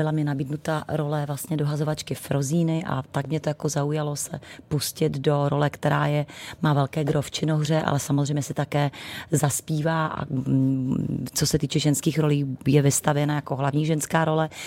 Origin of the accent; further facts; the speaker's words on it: Přerov, Olomouc Region, Czechia; moved away; also born or lived in Zlín; Já jsem Moravanda, narozena Mor- ve Zlíně, ale celý, celé dětství a mládí jsem prožila v Přerově, kde mi žijí, do, zaplať pambu vsud ještě rodiče.